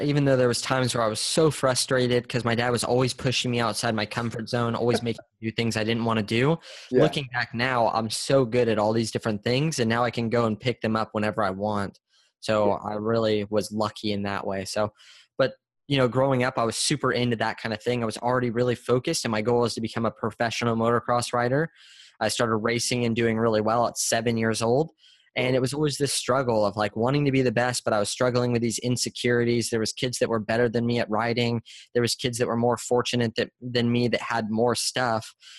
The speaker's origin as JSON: {"language": "English", "town": "San Diego", "region": "California", "country": "United States", "tie": "born or raised there", "said": "Yes, born and raised."}